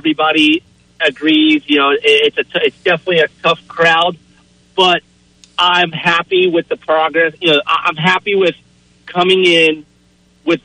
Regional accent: Florida, United States; moved away as an adult; now in Travelers Rest, United States; me and my wife, we're originally from Florida.

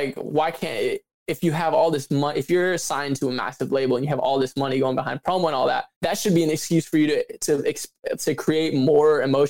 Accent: Midwest, United States; Like I said, I'm from the Midwest.

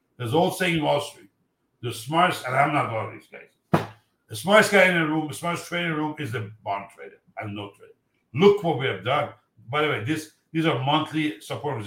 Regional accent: Iran; moved away; I'm from Iran

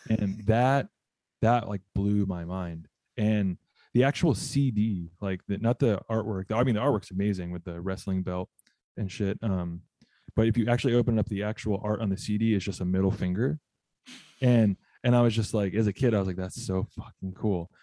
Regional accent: Southern California, United States; I grew up in Southern California

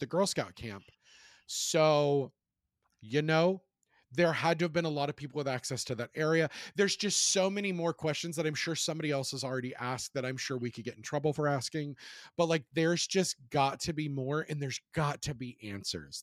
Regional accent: Charlottesville, Virginia, United States; my hometown in Charlottesville

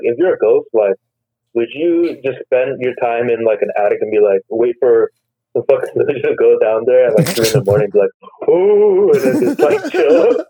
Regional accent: Glendale, California, United States; moved away as an adult; also born or lived in Queens, New York; now in New York, United States; I was born in Flushing, Queens. And then I moved to Glendale, California when I was like really young. So me and my sister were born in Queens. And then my brother was born in California, but I consider myself pretty much an Angelino. I grew up here, or grew up there.

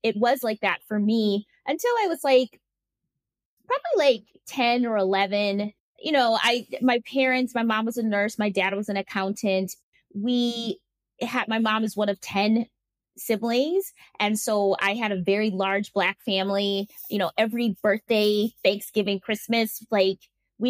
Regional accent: Milwaukee, Wisconsin, United States; moved away as an adult; now in Spain; growing up in Milwaukee was actually quite picturesque

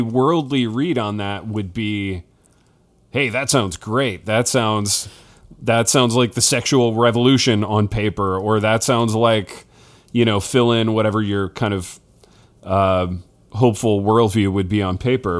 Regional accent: Hartford City, Indiana, United States; moved away; in my hometown, Hartford City, Indiana

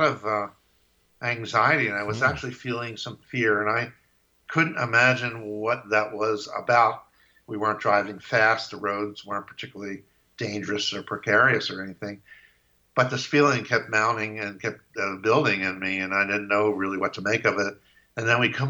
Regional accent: Philadelphia, Pennsylvania, United States; now in Medford, United States; I'm going from Medford, Oregon to basically Philadelphia, where I grew up

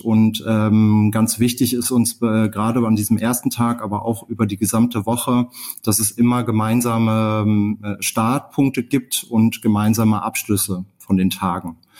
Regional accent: Ruhr area, North Rhine-Westphalia, Germany; moved away as an adult; ich komme aus dem Ruhrgebiet äh, und äh, bin hier geboren

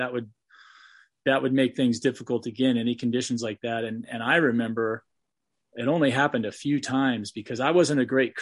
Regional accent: California, United States; I'm from California where the sun shines all the time

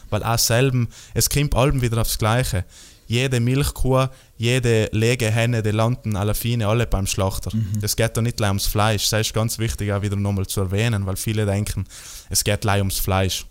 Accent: South Tyrol, Trentino-Alto Adige, Italy; Bei uns, in, bei uns in Südtirol

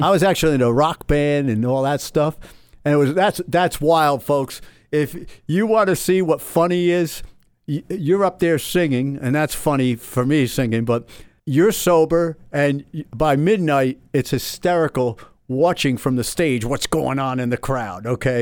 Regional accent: Somers Point, New Jersey, United States; moved away; I'm this kid from Summers Point, New Jersey

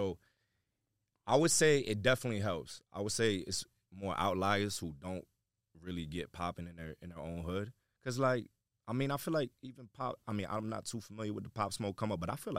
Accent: New York, United States; I'm America, but where? I'm from New York.

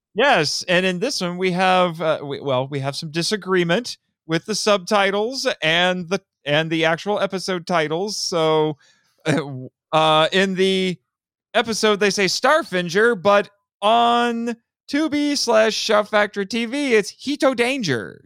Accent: Indiana, United States; I'm from Indiana

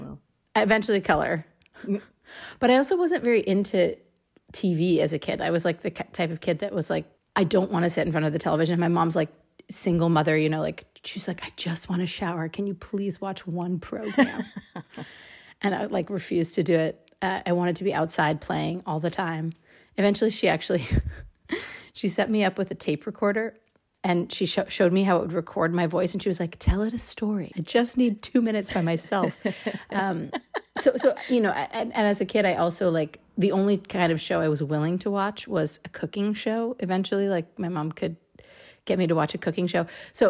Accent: San Francisco, California, United States; also born or lived in Richmond, California; So there was a period of time when I lived in the East Bay, which is where my mom could like afford to buy a house, but she still worked in San Francisco. So we used to live in Richmond, California

